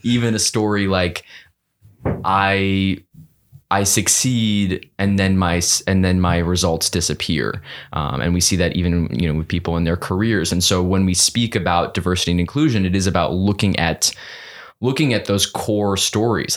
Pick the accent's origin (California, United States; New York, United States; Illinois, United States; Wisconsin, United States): New York, United States; New York City; growing up in New York City in a one, one bedroom apartment